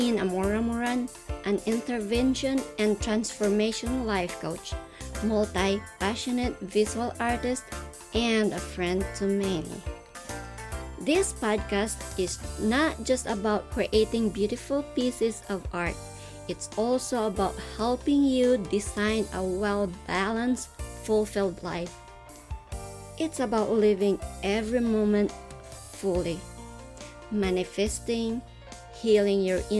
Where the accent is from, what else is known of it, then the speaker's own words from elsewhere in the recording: Philippines; first language Tagalog; English is a second language; English is my second language. My native language is Tagalog and other dialects in the Philippines.